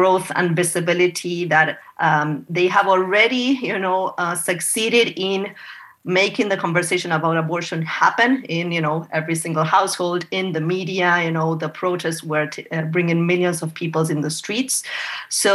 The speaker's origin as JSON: {"language": "English", "country": "Argentina", "tie": "born or raised there", "moved": "as an adult", "lives_now": "United States", "said": "I was born and raised in Argentina. I came to the U.S. when I was 27, and this is 20 years ago"}